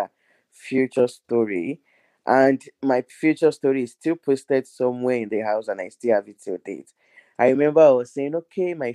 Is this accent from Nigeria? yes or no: yes; Nigeria; moved away; I'm Nigerian, which is from Africa.